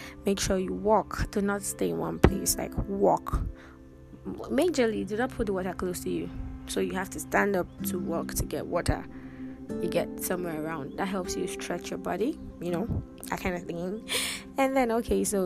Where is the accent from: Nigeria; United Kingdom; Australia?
Nigeria; we grew up in Nigeria